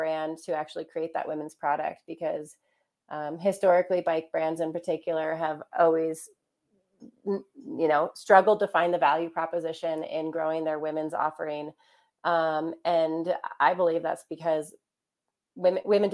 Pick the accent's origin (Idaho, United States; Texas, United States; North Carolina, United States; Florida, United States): Idaho, United States; Ketchum; my hometown of Ketchum, Idaho